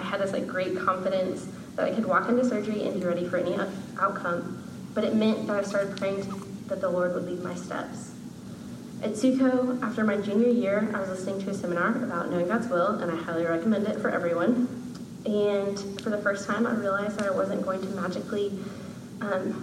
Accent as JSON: {"language": "English", "town": "Chattanooga", "region": "Tennessee", "country": "United States", "said": "I'm from Chattanooga, Tennessee"}